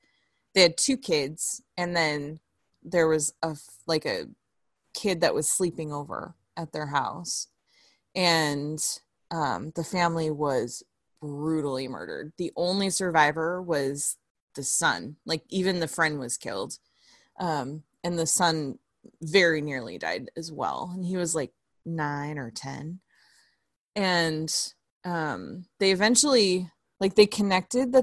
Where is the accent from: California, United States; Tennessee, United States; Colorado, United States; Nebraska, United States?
California, United States; my hometown